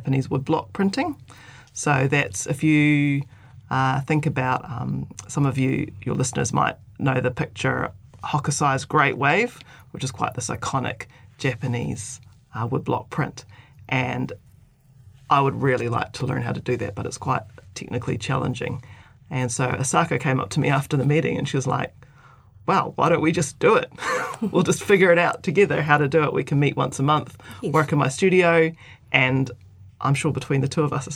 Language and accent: English; Malaysia; also born or lived in New Zealand / Auckland, New Zealand; now in Darfield, New Zealand; because I spent most of my time as a child there, it was a place of lots of family